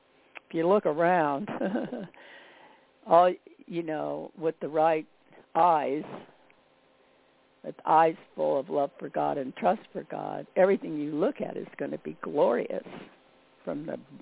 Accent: Midwest, United States; because I came from the Midwest where we had seasons, you know

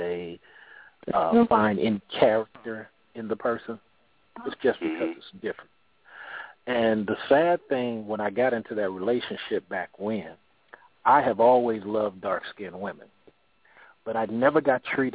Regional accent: California, United States; I'm from Cali.

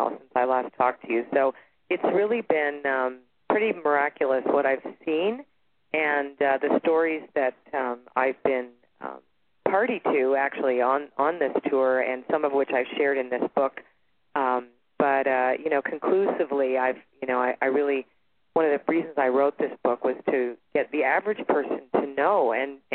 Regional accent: Toronto, Ontario, Canada; now in Sedona, United States; I'm originally from Toronto, Canada, and I live in Sedona, Arizona right now

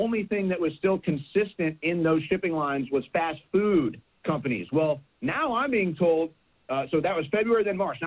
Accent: St. Louis, Missouri, United States; I'm from St. Louis. I'm from the Midwest

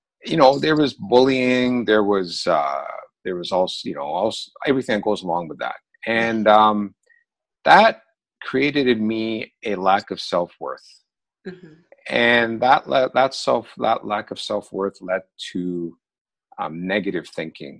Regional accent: Oshawa, Ontario, Canada; also born or lived in London, England / Toronto; I was born in London, England. My parents were immigrants from Pakistan there. And they moved to Canada when I was very young. I was 5 years old. And we initially lived in Toronto for a couple of years. But then we moved to a smaller town / city east of Toronto, about 30 miles, called Oshawa.

